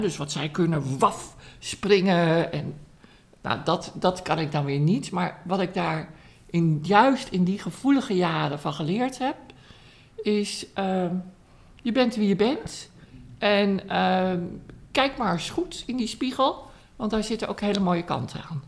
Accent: Amsterdam, North Holland, Netherlands; Dus ik ben opgegroeid in Amsterdam.

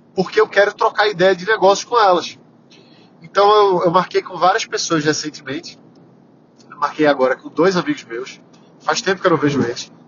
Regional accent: Recife, Pernambuco, Brazil; eu sou pernambucano, sou recifense, adoro ser recifense

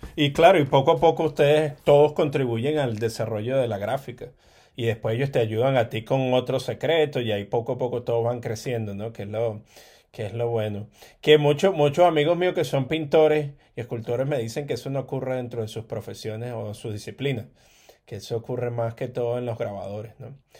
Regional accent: Caracas, Capital District, Venezuela; moved away; eso me pasó a mí creciendo allá en Caracas, eh, en Venezuela

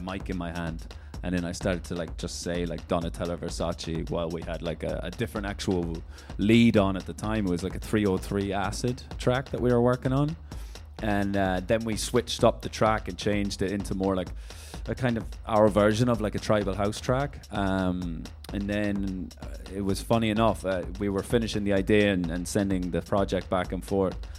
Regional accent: Ireland; now in London, United Kingdom; I'm from Ireland via London, but I'm in Paris for a little bit working on some new music

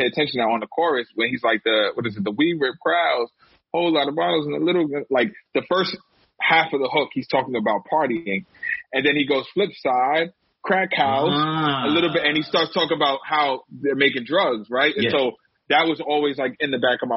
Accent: New York City, New York, United States; I'm from Harlem

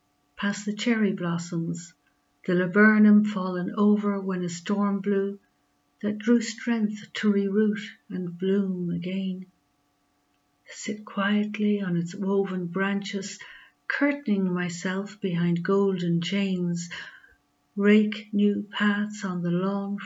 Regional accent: Carlow, Leinster, Ireland; I'm from Carlow in Ireland

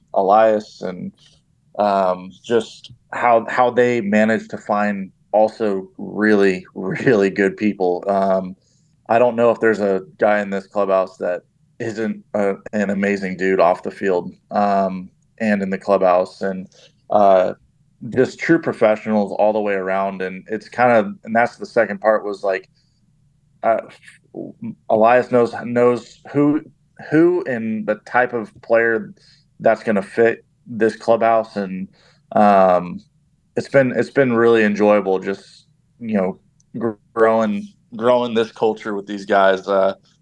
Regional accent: Anaheim, California, United States; I grew up in Anaheim

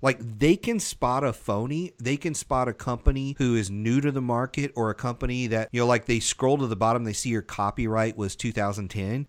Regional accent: the South, United States; I grew up in the South

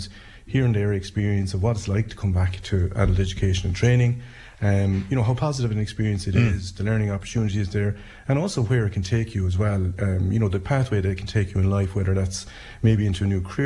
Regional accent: Anacarty, Munster, Ireland; I come from Anacharty

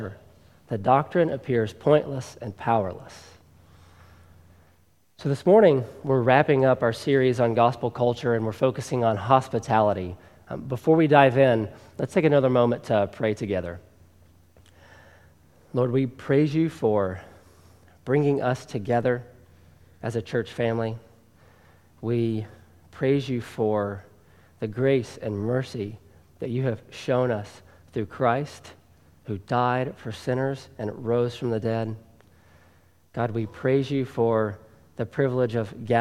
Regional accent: Tennessee, United States; accent: Southern; moved away; if my accent hasn't already given me away, I was born and raised in the South, in Tennessee

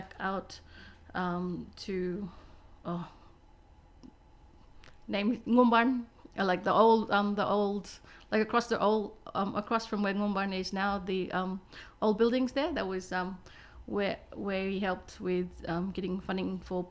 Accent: Fitzroy Crossing, Western Australia, Australia; English is a second language; I come from Fitzroy Crossing

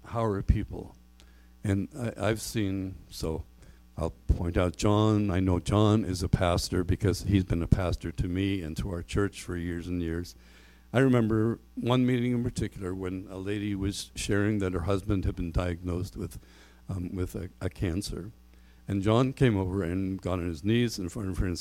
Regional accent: Canada; we're Canadian

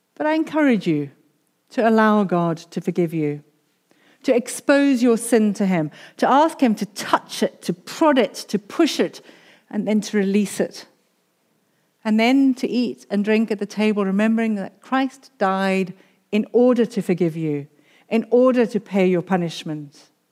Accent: South Africa; moved away; I'm a South African. I grew up under apartheid

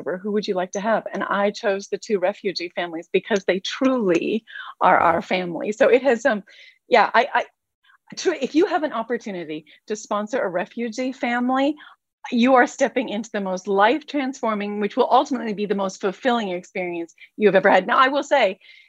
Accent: Canada; we're from Canada. I'm a farmer's wife. We live in a really rural part of the world

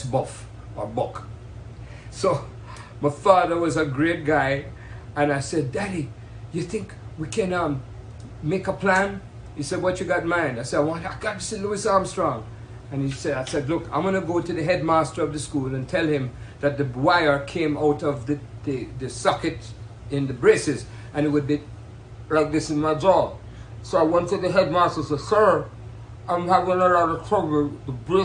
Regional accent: Kingston, Jamaica; I'm from Kingston, Jamaica

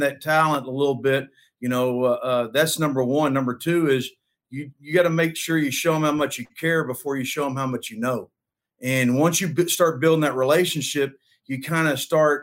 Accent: Denton, Texas, United States; I'm from Denton, Texas

